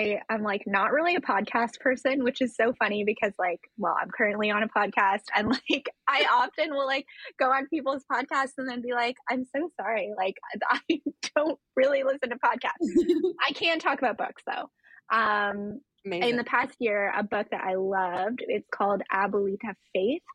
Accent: just outside of Toronto, Ontario, Canada; I was born and raised just outside of Toronto

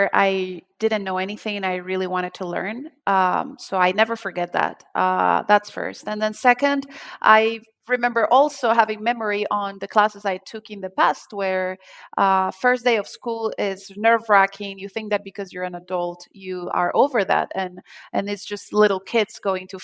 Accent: Colombia; moved away; I'm from Colombia and I'm from a small town

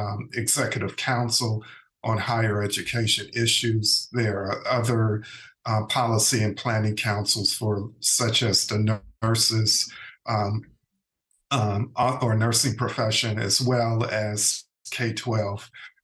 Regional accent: Gary, Indiana, United States; moved away as an adult; also born or lived in Washington, D.C. / Iowa City, Iowa; now in Alabama, United States; I grew up in Gary, Indiana. As you know, a steel mill town, just like Birmingham, Alabama.

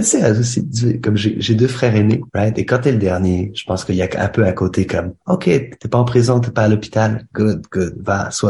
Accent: Canada; also born or lived in Algeria; même si je suis né en Algérie et que j'ai grandi au Canada, ma mère est française du Loir-et-Cher, de Candé-sur-Beuvron.

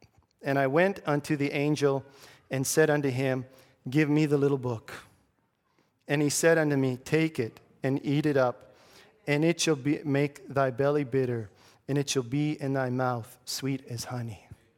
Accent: Grand Prairie, United States; hey, I'm from Grand Prairie. It's a small town.

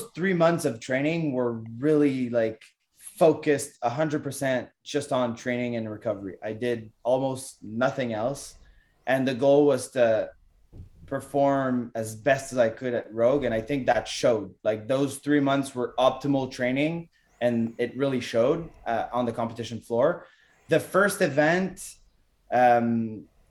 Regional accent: Canada; I'm from Canada

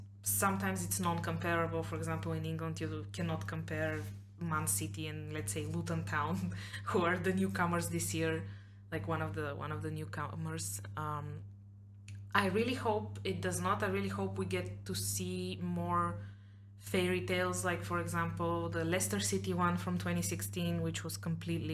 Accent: Blagoevgrad, Blagoevgrad Province, Bulgaria; I do watch Pirin because it's my hometown team

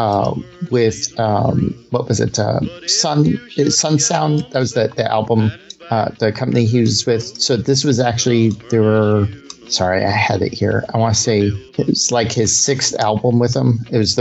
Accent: New Mexico, United States; moved away; I grew up in New Mexico

